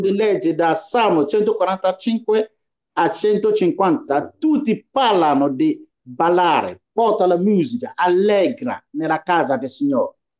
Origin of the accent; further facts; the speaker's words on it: Ghana; now in Italy; essere cristiano in Ghana, che è il mio paese